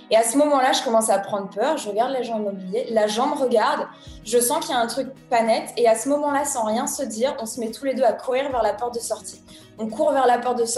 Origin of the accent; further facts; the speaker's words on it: Issoudun, Centre-Val de Loire, France; moi je suis née à Issoudun, c'est une toute petite ville dans le centre de la France en 1990, donc j'ai 31